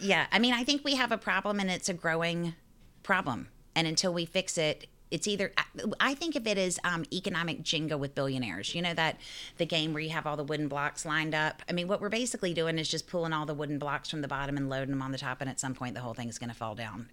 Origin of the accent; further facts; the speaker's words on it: Raleigh, North Carolina, United States; now in New York, United States; I grew up in Raleigh, North Carolina